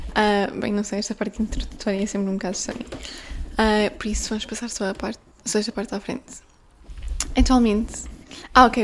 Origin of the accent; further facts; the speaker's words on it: Guimarães, Norte, Portugal; eu sou de Guimarães, eu nasci e fui criada em Guimarães, que é a minha terra